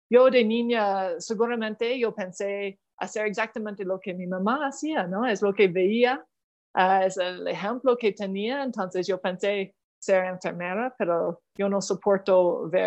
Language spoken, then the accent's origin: Spanish; Canada; en mi pueblo, solo en un solo idioma y entonces Ottawa, la capital de Canadá, ah, estaba muy lejos de, mi pueblo.